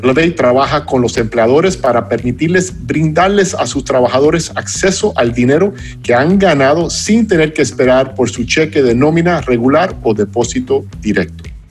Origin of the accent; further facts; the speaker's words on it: United States; Spanish is a second language; Stuart y yo somos dos gringos y el español no es nuestro idioma nativo